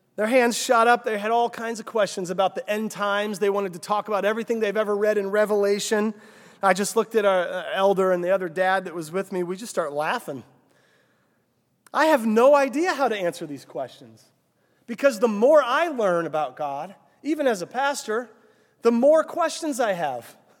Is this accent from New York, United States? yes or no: no; Cissna Park, Illinois, United States; I grew up, uh, just north of here in Cessna Park, Illinois